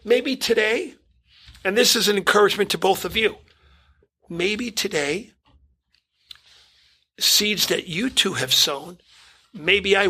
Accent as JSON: {"language": "English", "town": "New York City", "region": "New York", "country": "United States", "tie": "born or raised there", "said": "growing up in Brooklyn"}